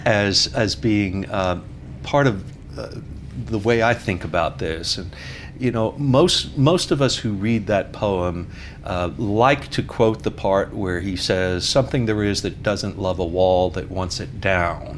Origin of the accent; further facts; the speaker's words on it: New York, United States; moved away; being a New Yorker